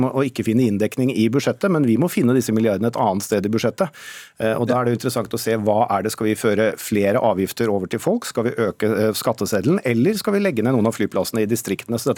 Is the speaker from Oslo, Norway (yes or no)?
no; Innlandet, Norway; now in Vestfold, Norway; Både i mitt eget hjemfylke Vestfold og der jeg vokste opp i Hedmark, så har de hatt gode